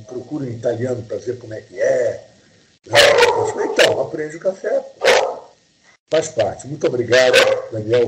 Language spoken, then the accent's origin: Portuguese; Brazil; eu sou brasileiro